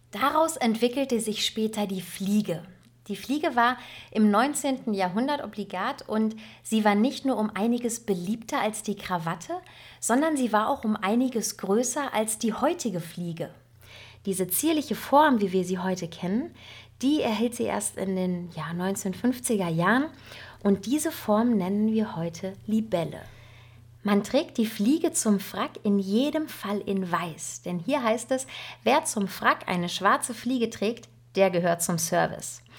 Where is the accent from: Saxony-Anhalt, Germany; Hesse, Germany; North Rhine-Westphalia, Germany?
North Rhine-Westphalia, Germany; denn ich als Westfälin muss mir natürlich auch ein bisschen nachlesen, wie funktioniert das denn mit dem Dirndl nun richtig? Und ähm, ich kenne Dirndl ja nur von unseren westfälischen nachgemachten Oktoberfesten.